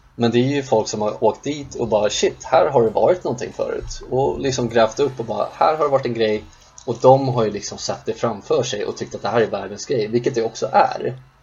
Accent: Sundbyberg, Stockholm County, Sweden; där vi växte upp i Rissne

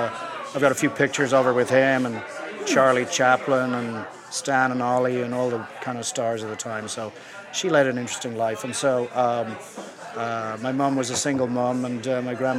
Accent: Dublin, Leinster, Ireland; moved away as an adult; now in Chicago, United States; From Dublin. Always grew up in Dublin.

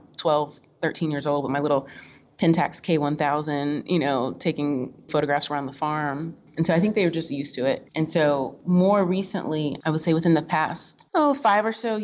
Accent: Florida, United States; moved away; also born or lived in Kentucky / Oklahoma / Tennessee / New York; I was raised in Florida

